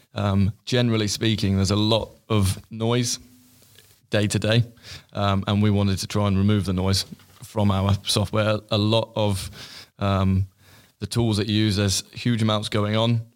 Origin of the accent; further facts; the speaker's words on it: Stratford-upon-Avon, West Midlands, United Kingdom; moved away as an adult; now in London, United Kingdom; my hometown in Stratford, Stratford upon Avon.